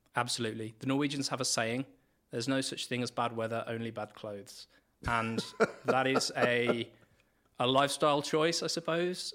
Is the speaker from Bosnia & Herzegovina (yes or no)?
no; England, United Kingdom; moved away as an adult; also born or lived in Trondheim, Norway; now in Norway; I'm coming from England